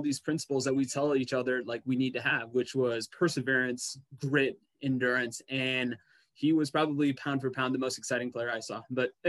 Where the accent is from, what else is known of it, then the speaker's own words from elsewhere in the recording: Seattle, Washington, United States; moved away as an adult; also born or lived in India; now in Oregon, United States; I have been in Oregon now for about 11, 12 years. Originally, I was born in India, and my folks immigrated to the States when I was 6, and they immigrated to Seattle, Washington.